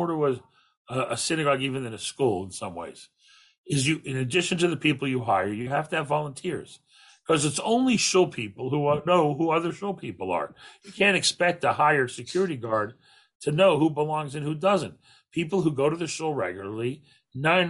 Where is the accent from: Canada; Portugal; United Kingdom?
Canada; as a Canadian